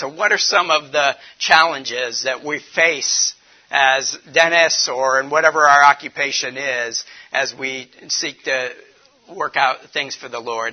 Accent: Warren, Ohio, United States; now in Detroit, United States; I'm from the, the north. I'm from Cleveland, Warren area

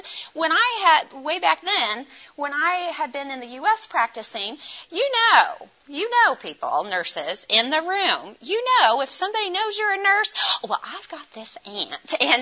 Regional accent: United States; also born or lived in India; I'm from the U.S.

